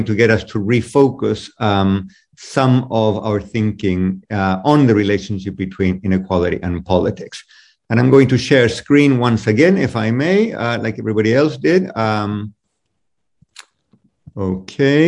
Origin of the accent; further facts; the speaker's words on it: Chile; I'm from Chile